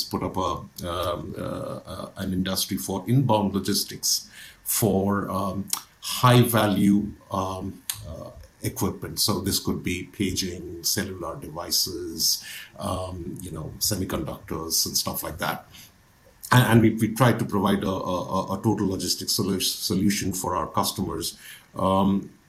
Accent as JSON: {"language": "English", "country": "India", "tie": "born or raised there", "moved": "yes", "said": "I'm originally, as you can probably tell from my my accent and my image on your screen, I'm from India. Originally, I was educated in India"}